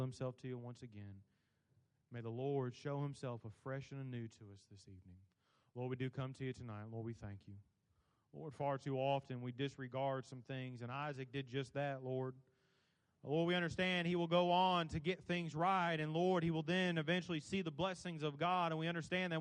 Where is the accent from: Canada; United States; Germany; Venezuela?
United States; Alabama; I'm from Alabama.